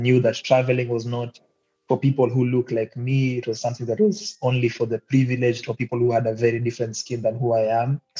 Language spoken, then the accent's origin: English; Kisauni, Mombasa County, Kenya; now in Mtwapa, Kenya; I born and raised in Kisauni, but coming to Mtwapa later on, where they finally settled. And I guess right now, Mtwapa is what I call home.